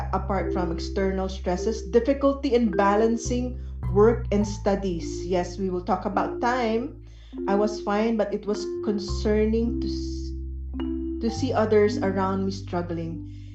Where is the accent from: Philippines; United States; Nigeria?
Philippines; we're very Filipino